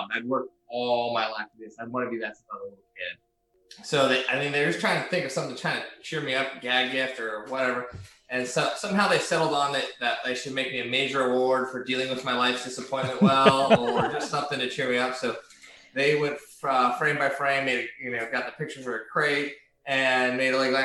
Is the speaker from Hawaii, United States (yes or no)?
yes; Hawaii, United States; moved away; also born or lived in California; I'm a kid from the West Coast, grew up in Hawaii, California